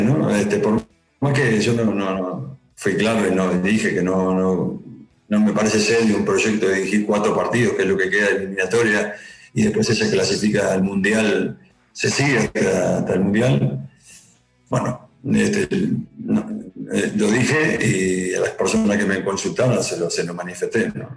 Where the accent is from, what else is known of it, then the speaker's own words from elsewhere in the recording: Uruguay; moved away; somos uruguayos y lo llevamos en la sangre